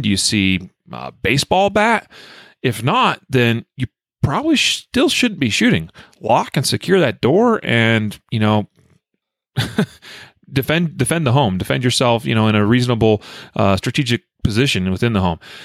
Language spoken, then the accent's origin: English; United States; also born or lived in Wyoming; growing up in Idaho and Wyoming